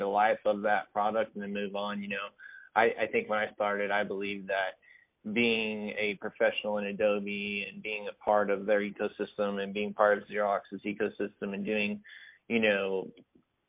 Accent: Whitesboro, Texas, United States; I grew up in a small town in far north Texas. Is called Whitesboro, very close to Sherman

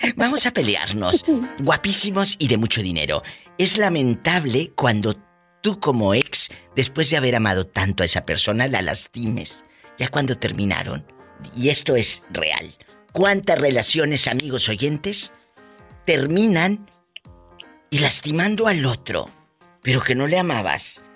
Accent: Matamoros, Tamaulipas, Mexico; Vieja centavera, dicen ayer en mi tierra. Esa es una vieja centavera. Entonces, así le dicen en, Matamoros

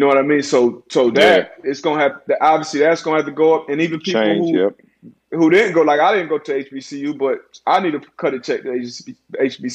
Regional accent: South Florida, United States; I'm from South Florida. It's kind of a melting pot down here.

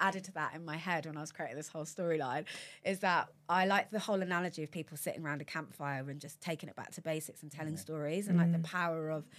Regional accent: Watford, East of England, United Kingdom; born or raised there

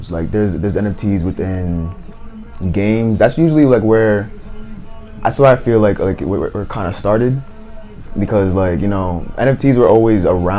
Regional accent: Providence, Rhode Island, United States; I'm from Providence, Rhode Island.

